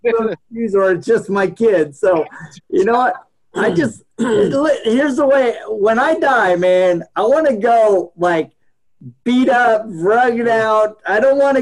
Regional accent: Keflavik, Southern Peninsula, Iceland; I was born in Keflavik, Iceland

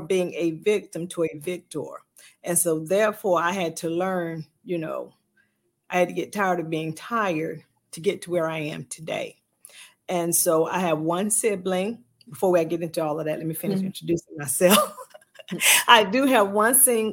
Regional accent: Sylvania, Georgia, United States; I am from Sylvania, Georgia

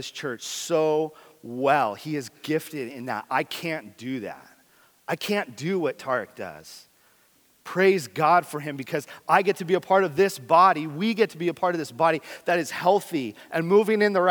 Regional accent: San Diego, California, United States; moved away; I grew up in San Diego.

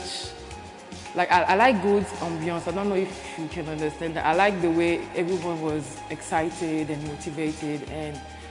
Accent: Benin; I'm from Benin

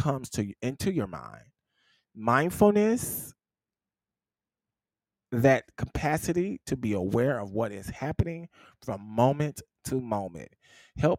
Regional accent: the South, United States; I'm from the South

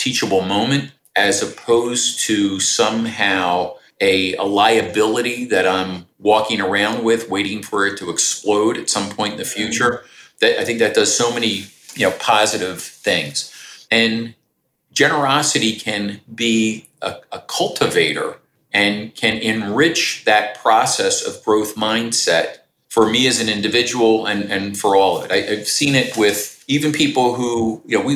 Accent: Philadelphia, Pennsylvania, United States; I do what I do for a living at the most exciting company in my hometown here in Philadelphia

